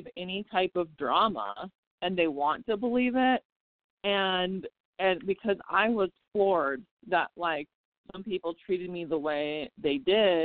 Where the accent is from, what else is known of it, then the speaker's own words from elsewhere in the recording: South Dakota, United States; moved away as an adult; now in Las Vegas, United States; I am from South Dakota